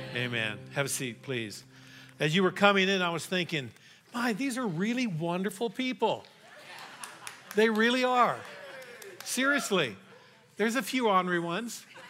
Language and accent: English; Colorado, United States; also born or lived in Texas; I was raised here in Colorado